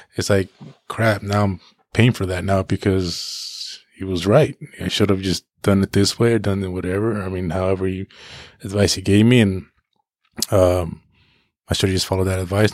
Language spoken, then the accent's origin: English; Paso Robles, California, United States; poor Mexican growing up in Paso